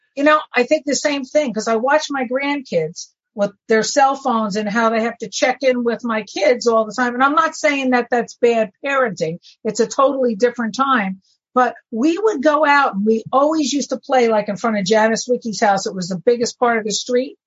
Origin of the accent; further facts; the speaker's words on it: Woodbridge, New Jersey, United States; I came home from Elizabeth General Hospital to that house on uh, Lockwood Avenue, and I heard those New York trains going 24 hours a day.